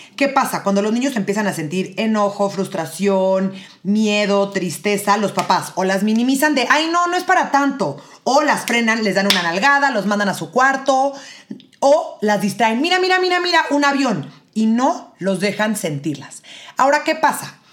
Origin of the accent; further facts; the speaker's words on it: Mexico City, Mexico; Yo soy de la Ciudad de México